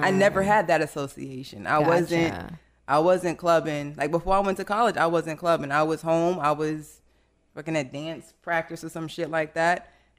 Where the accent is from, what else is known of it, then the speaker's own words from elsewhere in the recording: Miami, Florida, United States; I'm from Miami.